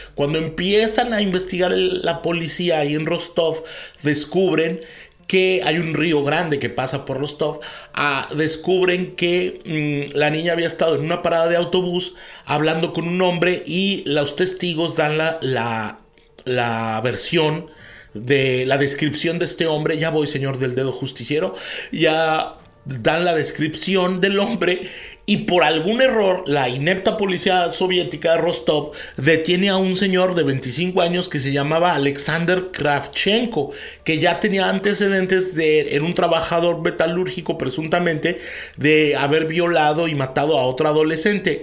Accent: Mexico

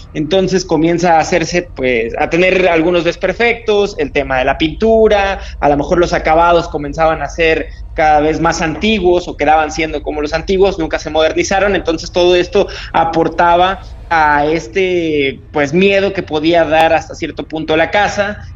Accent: Tampico, Tamaulipas, Mexico; moved away as an adult; now in Mexico City, Mexico; Yo nací en la ciudad de Tampico, que es en el estado de Tamaulipas, en un estado al norte de este país

